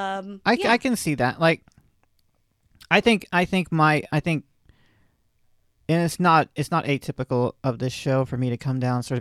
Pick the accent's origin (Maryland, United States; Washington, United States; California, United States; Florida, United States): Florida, United States; I'm from Florida